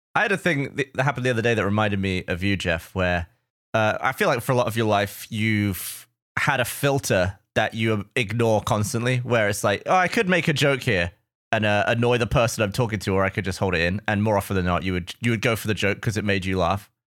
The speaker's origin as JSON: {"language": "English", "region": "England", "country": "United Kingdom", "tie": "born or raised there", "moved": "as an adult", "lives_now": "United States", "said": "growing up in England"}